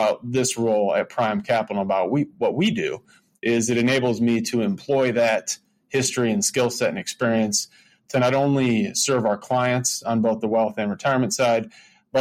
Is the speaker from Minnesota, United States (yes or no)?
no; Michigan, United States; now in Chicago, United States; I grew up in Michigan, actually, before Chicago